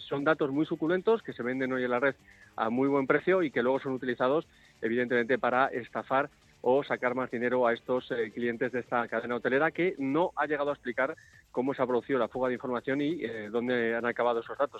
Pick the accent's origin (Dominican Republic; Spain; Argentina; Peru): Spain; Nosotros no somos americanos, somos españoles